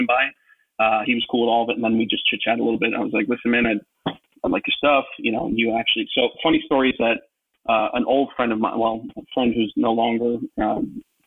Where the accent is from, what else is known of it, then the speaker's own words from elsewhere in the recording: New York, United States; I'm from New York and I'm in finance